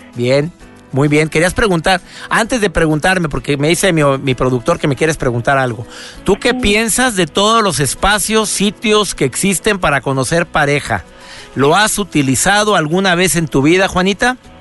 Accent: Mexico; en México, en mi país

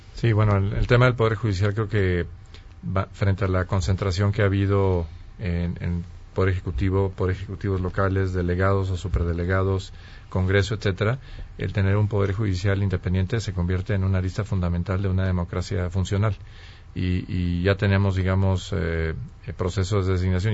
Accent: Mexico; como mexicanos

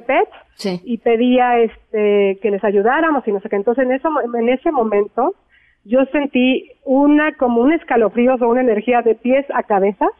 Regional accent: Mexico

